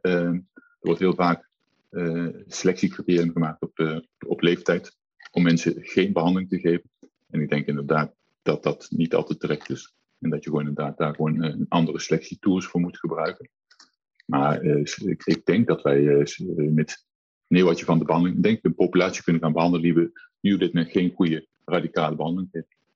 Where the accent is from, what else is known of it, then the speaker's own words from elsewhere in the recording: Nijmegen, Gelderland, Netherlands; als Nijmegenaar